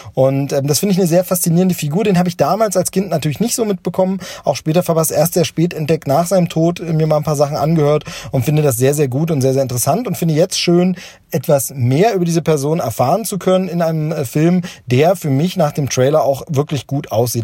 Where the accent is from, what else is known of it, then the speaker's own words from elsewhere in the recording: Hoyerswerda, Saxony, Germany; ich bin in Hoyerswerda aufgewachsen, groß geworden